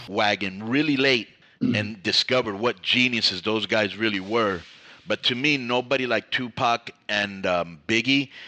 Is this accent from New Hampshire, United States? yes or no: no; Miami, Florida, United States; now in California, United States; I grew up in Miami